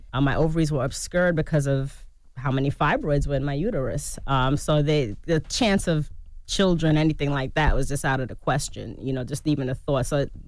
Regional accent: Jamaica; like I said, I'm Jamaican, like, you know, escovitch fish.

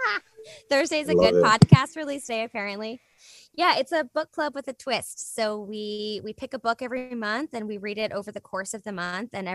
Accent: Richmond, Virginia, United States; moved away; it's in the Bird Theater, which is like my favorite space in Richmond

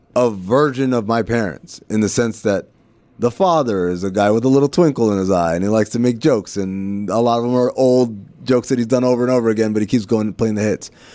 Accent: Sudan; now in United States; growing up in Sudan and being called, uh, Khawaja, which means foreigner

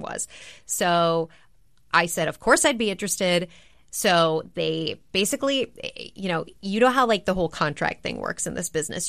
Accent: Minneapolis, Minnesota, United States; I grew up in Minneapolis, Minnesota.

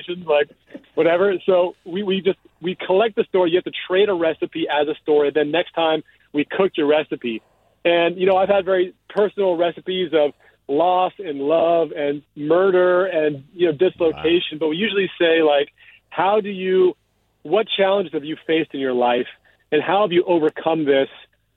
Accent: Piedmont and San Francisco, California, United States; I grew up in Piedmont, and I grew up in San Francisco

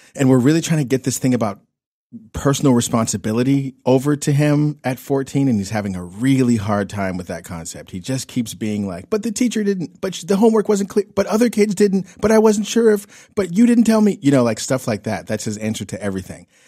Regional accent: Pittsburgh, Pennsylvania, United States; now in California, United States; my hometown of Pittsburgh, Pennsylvania

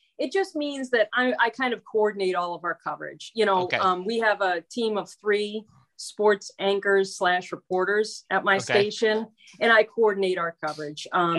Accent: Albany, New York, United States; moved away as an adult; now in Orlando, United States; I'm really an upstate New Yorker. I was born in Albany, grew up there, and went to Syracuse.

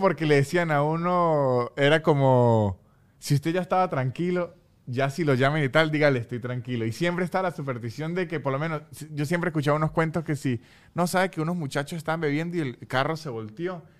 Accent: Venezuela; mi dignidad política como venezolano

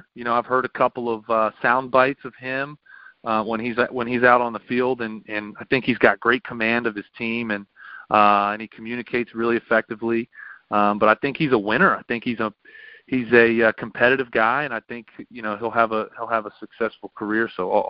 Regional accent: Exton, Pennsylvania, United States; And then Matt Ryan's actually from my hometown in Exton, Pennsylvania.

